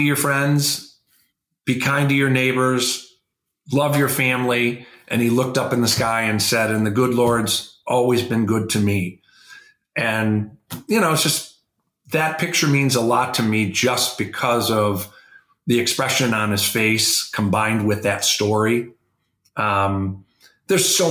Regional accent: Midwest, United States; I grew up in the Midwest

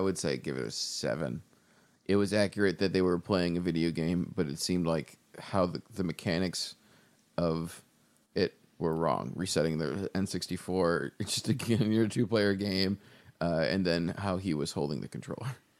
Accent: Buffalo, New York, United States; moved away as an adult; also born or lived in Chicago; we're both from Buffalo

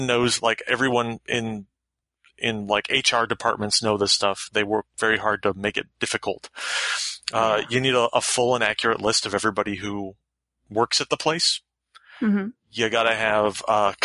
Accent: Florida, United States; moved away; also born or lived in West Coast; when I grew up in the South, I grew up in Florida

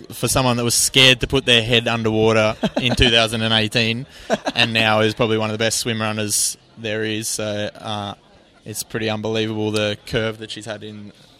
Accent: Australia; now in Sweden; I'm from Australia originally, living in Sweden.

